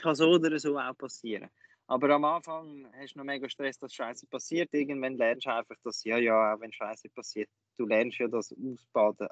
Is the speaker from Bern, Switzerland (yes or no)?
no; Lucerne, Switzerland; bei uns in Luzern